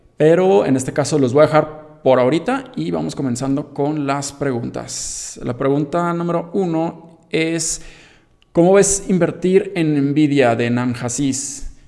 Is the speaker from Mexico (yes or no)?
yes; Mexico